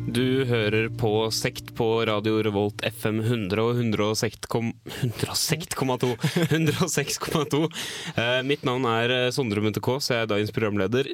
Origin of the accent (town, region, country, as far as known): Norway